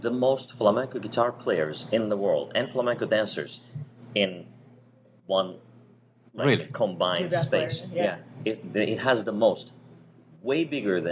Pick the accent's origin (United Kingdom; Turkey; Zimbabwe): Turkey; moved away; I'm from Turkey